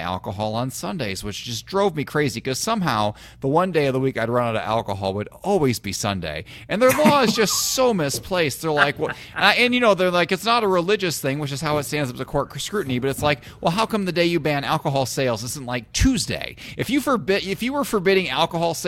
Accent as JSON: {"language": "English", "region": "Illinois", "country": "United States", "tie": "born or raised there", "moved": "yes", "said": "I grew up in Illinois where the liquor stores have drive-throughs"}